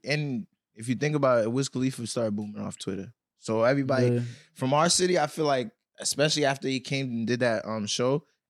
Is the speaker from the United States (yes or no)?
yes; Boston, Massachusetts, United States; from Boston, High Park native.